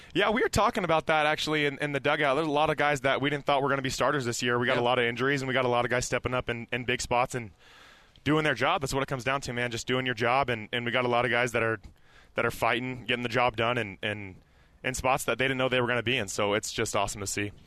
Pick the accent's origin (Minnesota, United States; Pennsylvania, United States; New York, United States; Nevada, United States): Nevada, United States; Las Vegas; now in Provo, United States; I'm from Vegas